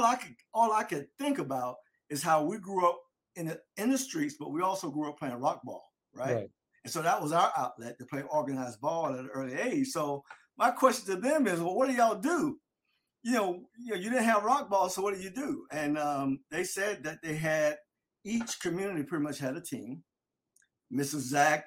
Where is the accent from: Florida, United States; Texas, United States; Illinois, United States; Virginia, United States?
Florida, United States; Delray Beach; growing up in Delray.